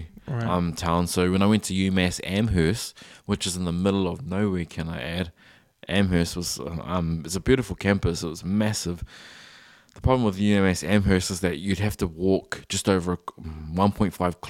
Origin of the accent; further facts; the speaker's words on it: New Zealand; I wish we could see more New Zealand made children's content as well, because I grew up on it.